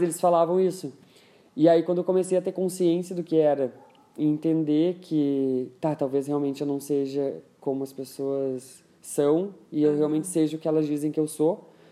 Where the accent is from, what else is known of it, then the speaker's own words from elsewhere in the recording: Rio Pardo, Rio Grande do Sul, Brazil; cresci lá em Rio Pardo